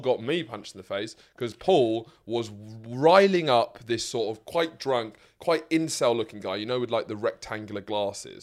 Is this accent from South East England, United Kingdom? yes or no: yes; Lewes, South East England, United Kingdom; my hometown of Lewes